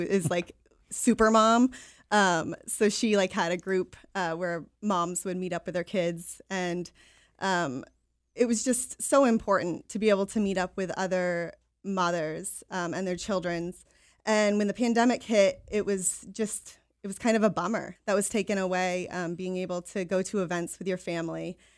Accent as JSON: {"language": "English", "town": "Gray", "region": "Maine", "country": "United States", "tie": "born or raised there", "also_born_or_lived": "Portland, Maine", "lives_now": "Biddeford, United States", "said": "I grew up in Gray, so lifelong Maine resident"}